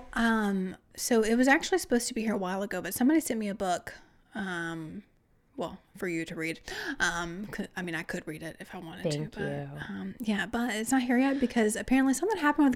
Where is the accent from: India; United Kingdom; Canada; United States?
United States; not Texas, the South; moved away; nobody, you know, from my hometown, it's just a sweet southern town